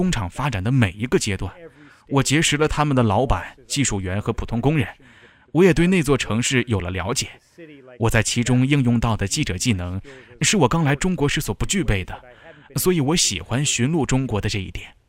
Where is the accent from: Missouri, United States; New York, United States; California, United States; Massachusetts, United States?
Missouri, United States; 我一直喜欢开车。我在美国的密苏里州长大。实际上，在密苏里，每个人从小就会开车。